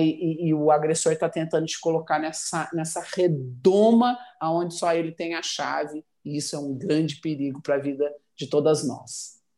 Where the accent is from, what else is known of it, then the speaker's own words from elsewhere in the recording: Cianorte, Paraná, Brazil; moved away as an adult; also born or lived in Curitiba; now in Goiânia, Brazil; eu nasci no Paraná e renasci em chão goiano. Eu fui transferida é, de Curitiba para Goiânia é, no dia 10 de fevereiro de 86